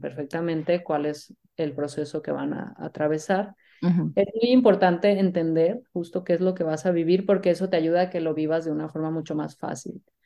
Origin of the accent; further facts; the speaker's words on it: Mexico; Yo soy mexicana